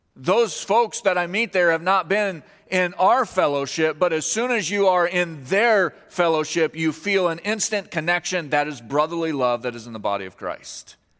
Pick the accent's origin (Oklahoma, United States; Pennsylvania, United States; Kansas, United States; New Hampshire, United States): Kansas, United States; moved away; I'm from Kansas